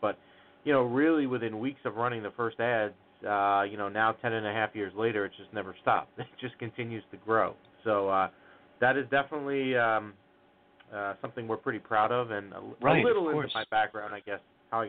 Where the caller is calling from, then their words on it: New Jersey, United States; We're calling from northern New Jersey, about 15 minutes outside of Manhattan, give or take the traffic, of course.